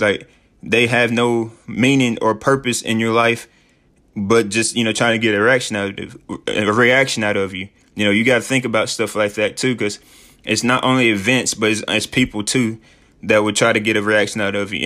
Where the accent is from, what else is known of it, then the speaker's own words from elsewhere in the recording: Sheffield, Tennessee, United States; moved away as an adult; also born or lived in Mexico / Peru / Dominican Republic; I'm from Sheffield, Tennessee. It's a small town, but it's my small town